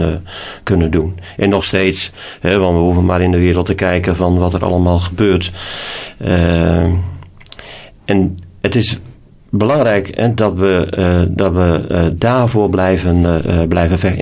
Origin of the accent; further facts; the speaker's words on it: Groningen, Netherlands; moved away; also born or lived in Alblasserwaard; ik ben een Groninger